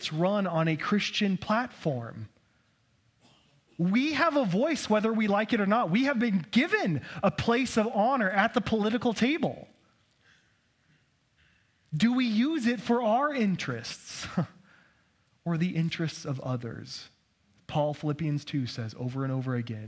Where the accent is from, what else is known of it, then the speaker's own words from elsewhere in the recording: Idaho, United States; I was born here in Idaho and grew up here